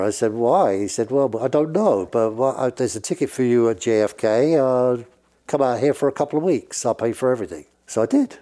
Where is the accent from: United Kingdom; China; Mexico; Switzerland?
United Kingdom; England; accent: British; I'm speaking in a British accent